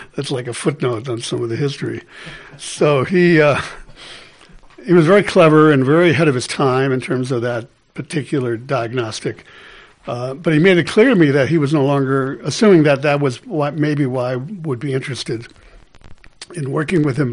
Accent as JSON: {"language": "English", "town": "Milwaukee", "region": "Wisconsin", "country": "United States", "tie": "born or raised there", "said": "I grew up in Milwaukee."}